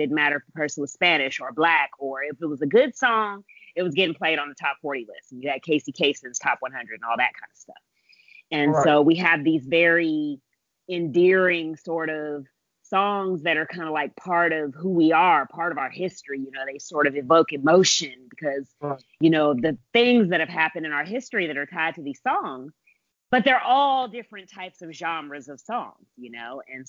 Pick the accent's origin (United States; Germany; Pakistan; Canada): Germany; born there; And I was born in Germany.